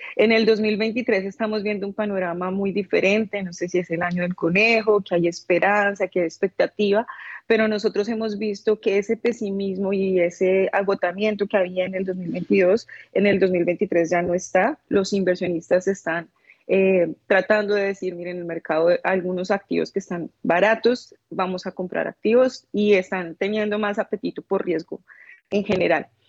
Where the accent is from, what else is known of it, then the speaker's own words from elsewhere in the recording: Colombia; soy colombiana